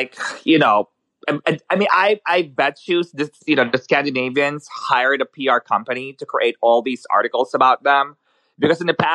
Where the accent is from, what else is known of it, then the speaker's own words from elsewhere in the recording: Manila, Metro Manila, Philippines; English is a second language; also born or lived in New York; now in Sweden; I was born in the Philippines, so I grew up there. In Manila.